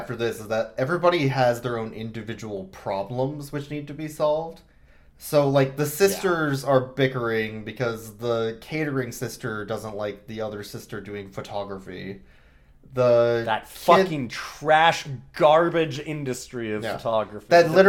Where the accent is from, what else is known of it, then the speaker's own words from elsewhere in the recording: Midwest, United States; I'm from the Midwest